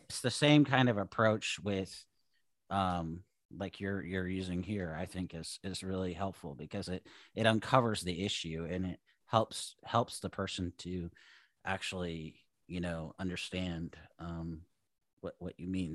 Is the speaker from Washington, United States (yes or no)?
yes; Seattle, Washington, United States; moved away as an adult; also born or lived in Idaho / California / Oregon; now in Southern Oregon, United States; I grew up in Seattle